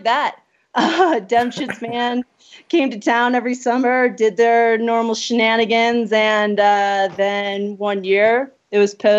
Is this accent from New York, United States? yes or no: yes; Buffalo, New York, United States; moved away as an adult; also born or lived in New Hampshire / Colorado; now in Pacific Northwest, United States; I'm from Buffalo, New York. Went to college out in New Hampshire